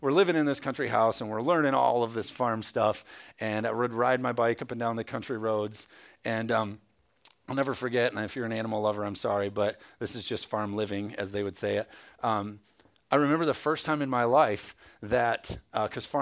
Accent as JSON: {"language": "English", "town": "Jenison", "region": "Michigan", "country": "United States", "tie": "born or raised there", "also_born_or_lived": "Hudsonville area, Michigan", "said": "I grew up in Jenison"}